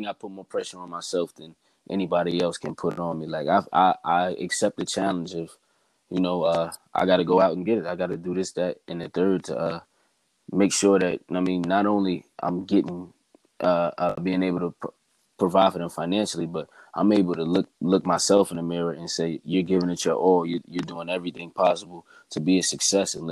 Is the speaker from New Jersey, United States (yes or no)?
yes; Bayonne, New Jersey, United States; I have my hometown Bayonne behind me right now